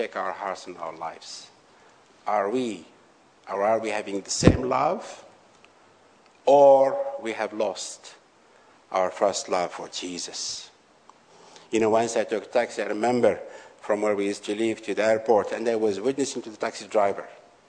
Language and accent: English; Algeria; I went to renew his paper in Algeria. And because some of the policemen, they know me well in my hometown